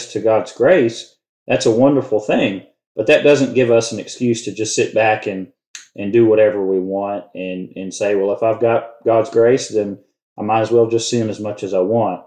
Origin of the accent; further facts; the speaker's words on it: Louisiana, United States; we're both from Louisiana